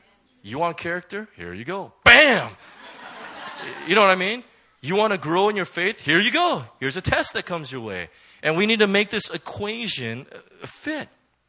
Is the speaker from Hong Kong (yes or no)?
yes; Hong Kong; Any case, I'm from Hong Kong.